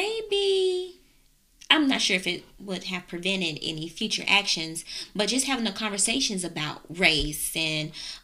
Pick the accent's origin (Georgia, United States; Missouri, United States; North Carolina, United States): North Carolina, United States; We're from North Carolina